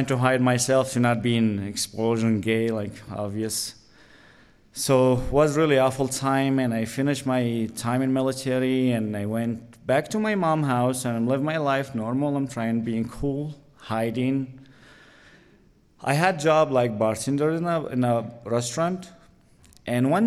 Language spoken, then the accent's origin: English; Latakia, Latakia Governorate, Syria; English is a second language; moved away as an adult; also born or lived in Damascus; I'm originally from Latakia